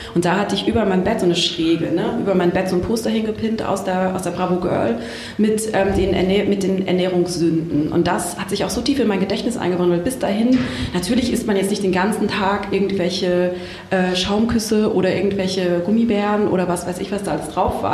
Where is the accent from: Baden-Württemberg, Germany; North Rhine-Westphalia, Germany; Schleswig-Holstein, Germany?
Baden-Württemberg, Germany; aus Süddeutschland, aus einem kleinen Dorf äh, am, äh, am Fuße der Schwäbischen Alb.